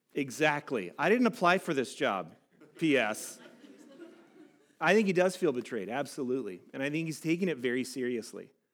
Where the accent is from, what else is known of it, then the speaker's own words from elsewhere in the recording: Southern California, United States; I grew up in Southern California. I grew up by the ocean.